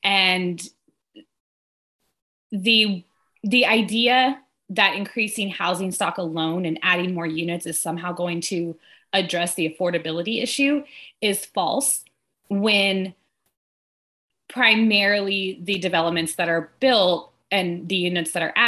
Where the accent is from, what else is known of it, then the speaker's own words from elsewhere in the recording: Austin, Texas, United States; So I'm born and raised in Austin